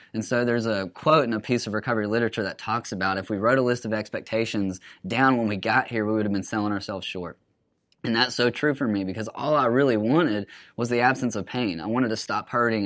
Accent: Huntsville, Alabama, United States; I'm from Huntsville, so grew up around there

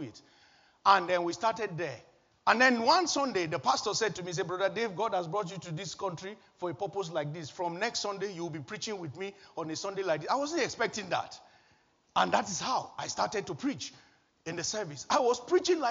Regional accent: Nigeria; moved away as an adult; also born or lived in Wolverhampton; now in United Kingdom; churches that I knew from my home country, Nigeria

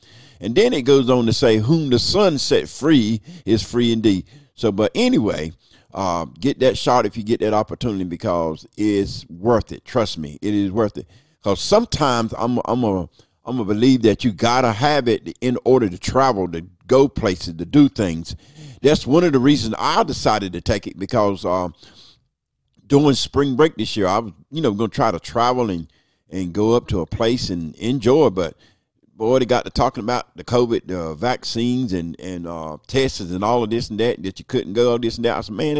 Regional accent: United States; So that's part of being American, is the vote.

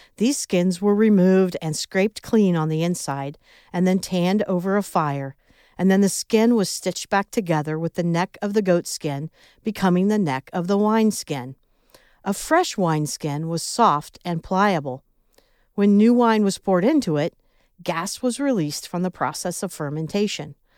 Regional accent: Midwest, United States; accent: Midwest; my Midwest accent

